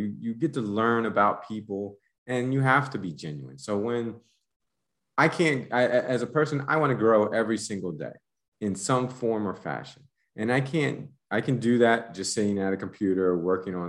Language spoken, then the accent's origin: English; United States; moved away as an adult; also born or lived in Panama; now in Mexico; as an American